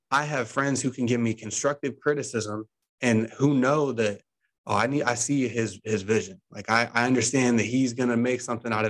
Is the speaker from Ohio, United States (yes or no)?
yes; Ohio, United States; I'm from Ohio